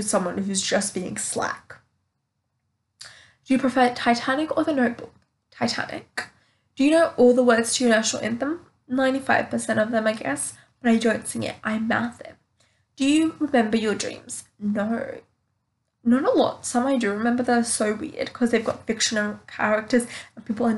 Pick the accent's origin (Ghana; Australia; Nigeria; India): Australia; I'm from Australia